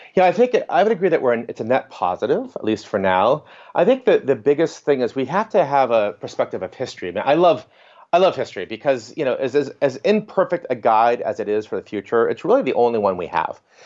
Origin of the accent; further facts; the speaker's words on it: Northeast America, United States; I grew up in Northeast America